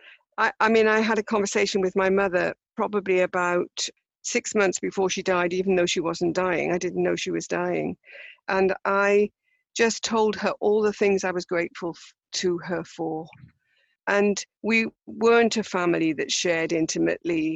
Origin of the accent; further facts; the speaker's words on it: United Kingdom; as British people